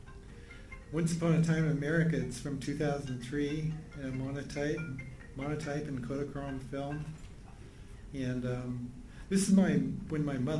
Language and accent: English; Juneau, Alaska, United States; I'm from Juneau, Alaska, and my dad is Canadian